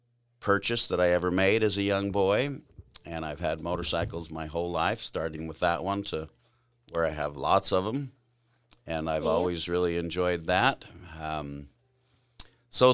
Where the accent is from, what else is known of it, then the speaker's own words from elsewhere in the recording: California, United States; Oh, sure. I was born in California. It was a fun, a nice place. I grew up with my mother's parents lived there, as well as two of her sisters.